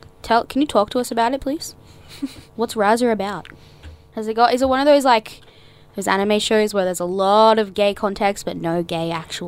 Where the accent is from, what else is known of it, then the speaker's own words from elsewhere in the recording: Queensland, Australia; I'm actually from Queensland.